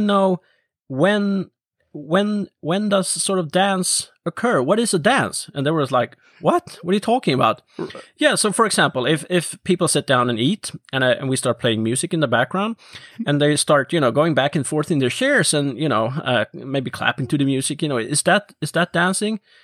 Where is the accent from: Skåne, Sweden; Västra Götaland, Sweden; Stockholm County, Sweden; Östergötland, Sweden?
Östergötland, Sweden; Norrköping; my hometown Norrköping